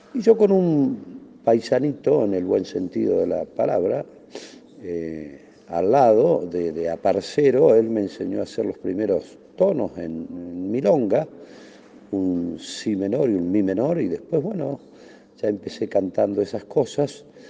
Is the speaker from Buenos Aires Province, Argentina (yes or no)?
no; La Pampa, Argentina; en nuestra provincia